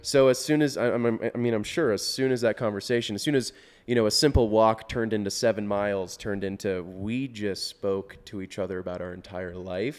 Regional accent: Orlando, Florida, United States; I'm from Orlando, Florida, and our area, area code in Orlando is four oh seven

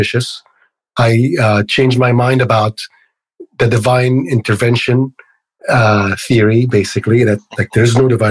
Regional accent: Egypt; moved away as an adult; now in United States; I grew up in Egypt. So I moved to the United States when I was about 23, 24

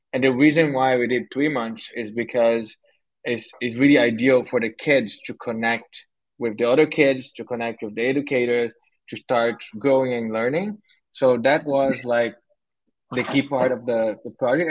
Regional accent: São Paulo, Brazil; born or raised there; moved away as an adult; also born or lived in Canada; now in Montreal, Canada

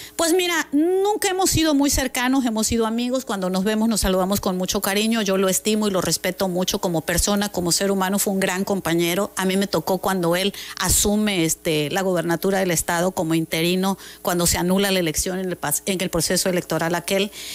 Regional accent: Mexico; nosotros como mexicanos

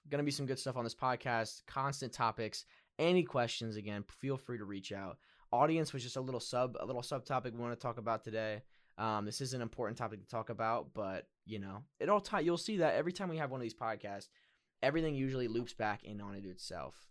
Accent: Pennsylvania, United States; I'm also from Pennsylvania

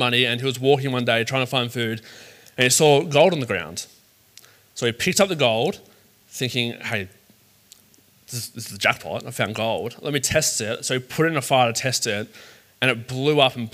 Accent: Sydney, New South Wales, Australia; I grew up in the south of Sydney. It's called the Shire. I grew up in the Shire

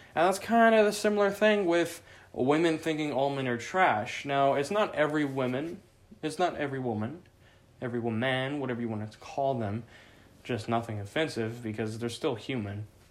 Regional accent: Southern Oregon, United States; I grew up in Southern Oregon

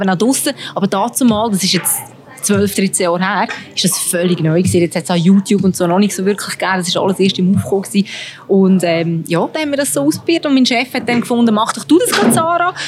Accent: Switzerland; als Schweizerin

